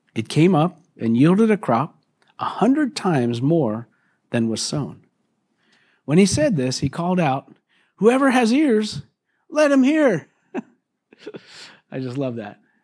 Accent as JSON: {"language": "English", "country": "United States", "said": "us weak American Christians"}